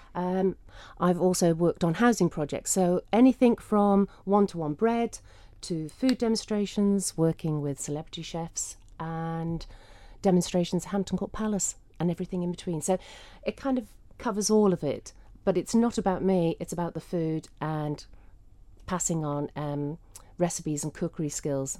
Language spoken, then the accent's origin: English; Isle of Man; growing up in the Isle of Man